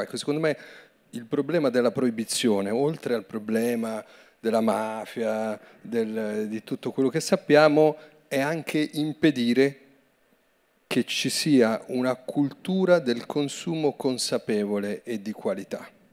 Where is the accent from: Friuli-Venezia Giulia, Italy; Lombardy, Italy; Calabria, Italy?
Lombardy, Italy; Vedano al Lambro; le medie sono andato alla scuola pubblica di Vedano all'Ambro